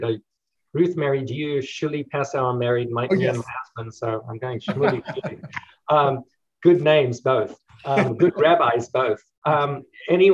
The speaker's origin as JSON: {"language": "English", "country": "South Africa", "moved": "yes", "lives_now": "United States", "said": "in South Africa, actually my home country"}